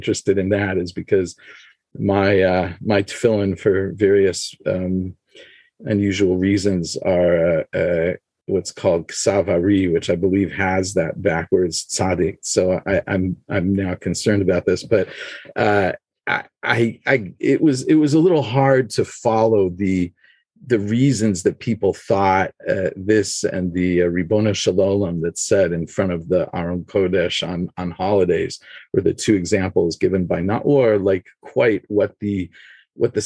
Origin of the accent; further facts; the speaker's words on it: Los Angeles, California, United States; moved away as an adult; also born or lived in Jerusalem; I grew up in Los Angeles, and then I lived for 10 years in Jerusalem